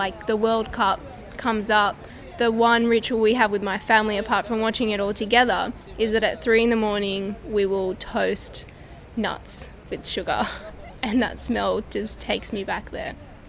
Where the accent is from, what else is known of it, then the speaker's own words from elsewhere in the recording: Buenos Aires, Argentina; I grew up in Buenos Aires, which is the capital city of Argentina